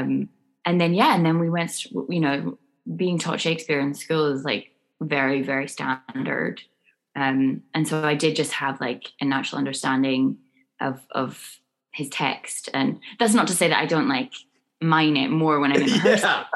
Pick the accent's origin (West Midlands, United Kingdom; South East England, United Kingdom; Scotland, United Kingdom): Scotland, United Kingdom; Scone; I grew up in a tiny village in Scotland called Skoon